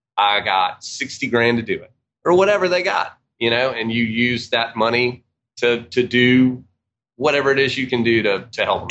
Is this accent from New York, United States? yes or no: no; Georgia, United States; also born or lived in Atlanta, Georgia; we're from Georgia